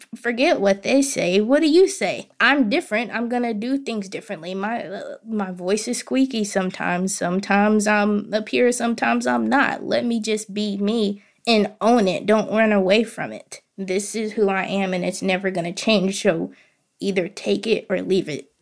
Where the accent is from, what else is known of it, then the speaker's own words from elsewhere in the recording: Hot Springs, Arkansas, United States; I am born and raised in Hot Springs, Arkansas